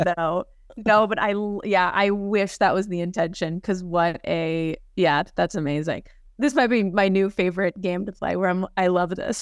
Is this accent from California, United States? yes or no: yes; Los Angeles, California, United States; I'm from the San Fernando Valley, and I grew up very reformed